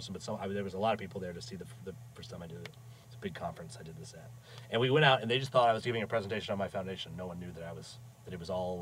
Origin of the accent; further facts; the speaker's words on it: Maine, United States; growing up in Maine